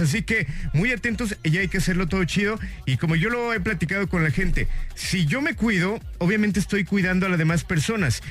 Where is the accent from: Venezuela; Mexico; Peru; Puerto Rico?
Mexico; Hidalgo; yo soy de allá, de Coctepec algo